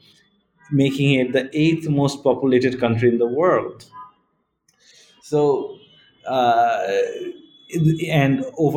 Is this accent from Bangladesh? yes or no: yes; Bangladesh; I was born and raised in Bangladesh. I grew up here.